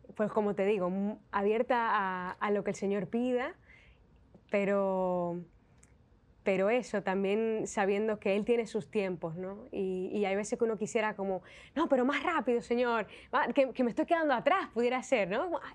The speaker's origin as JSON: {"language": "Spanish", "town": "Santiago de los Caballeros", "region": "Santiago", "country": "Dominican Republic", "moved": "as an adult", "lives_now": "Spain", "said": "en mi ciudad, en Santiago de los Caballeros"}